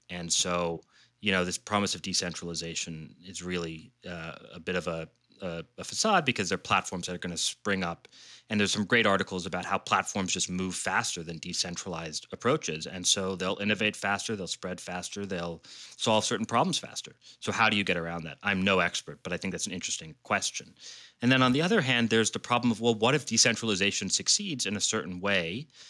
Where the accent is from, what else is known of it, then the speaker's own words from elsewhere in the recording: Washington, District of Columbia, United States; I grew up in D C